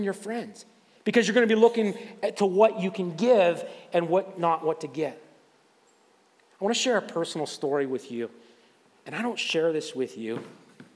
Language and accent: English; Waterford, Pennsylvania, United States; I grew up in Waterford and went to Fort LaBeouf